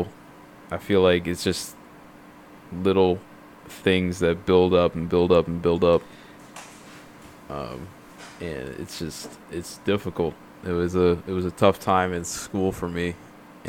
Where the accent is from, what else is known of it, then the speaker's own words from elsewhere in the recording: New Jersey, United States; the county I grew up in New Jersey